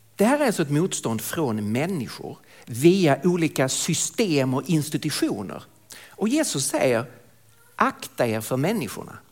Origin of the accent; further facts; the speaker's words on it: Lund, Skåne, Sweden; accent: Skånska; moved away as an adult; now in Stockholm, Sweden; jag kommer alltså från södra Sverige, från Lund ursprungligen, bor i Stockholm sedan många år tillbaka